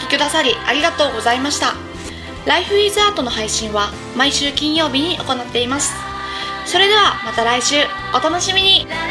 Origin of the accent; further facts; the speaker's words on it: Chita Peninsula, Aichi, Japan; 私の地元がですね愛知県知多半島というところ